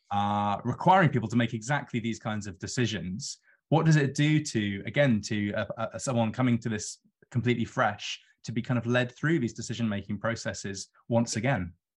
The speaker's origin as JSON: {"language": "English", "region": "London", "country": "United Kingdom", "said": "a Londoner who lives on the river"}